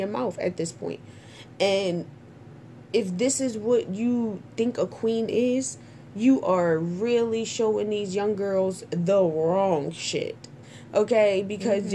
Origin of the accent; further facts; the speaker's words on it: Trinidad & Tobago; I'm Trinidadian